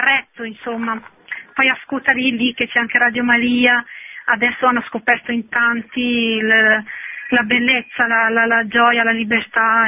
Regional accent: Shkodër, Shkodër County, Albania; moved away; io sono anch'io originaria di Scutteri

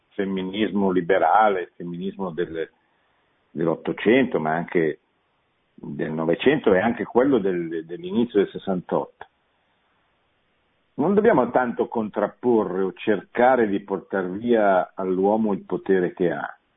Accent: Milan, Lombardy, Italy; born there; eh, io sono nato a Milano, non è

